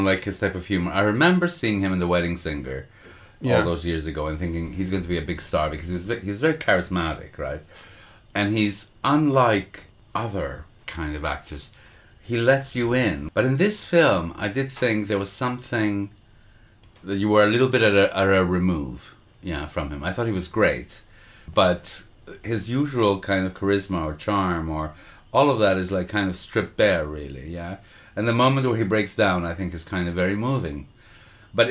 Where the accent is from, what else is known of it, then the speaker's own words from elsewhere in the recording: Montreal, Quebec, Canada; a culture that I grew up in Montreal